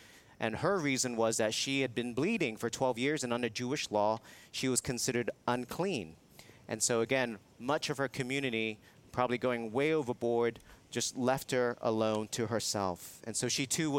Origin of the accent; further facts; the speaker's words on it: Hong Kong; moved away; I was living in Hong Kong, which is my hometown